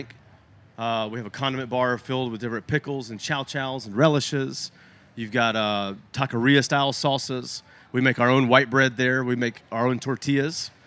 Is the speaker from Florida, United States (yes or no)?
no; Helotes, Texas, United States; also born or lived in Mobile, Alabama / San Antonio, Texas; now in Auburn, United States; I grew up in Helotes